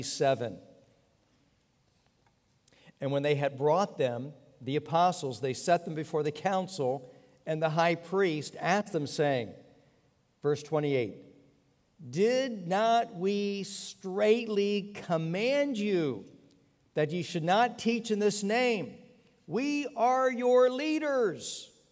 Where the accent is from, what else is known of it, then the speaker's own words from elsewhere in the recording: Pennsylvania, United States; born there; also born or lived in Texas / Virginia; I was born in Pennsylvania, lived in Texas, lived in Virginia